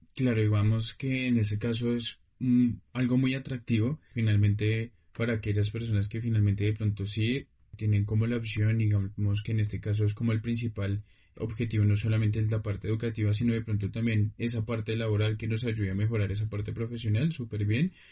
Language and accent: Spanish; Colombia; a nosotros como colombianos